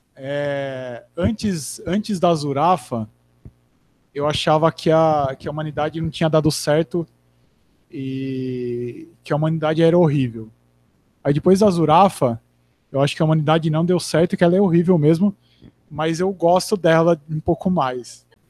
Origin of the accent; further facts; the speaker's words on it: Americana, São Paulo, Brazil; moved away as an adult; eu nasci e morei em Americana até 20, 20 ou 22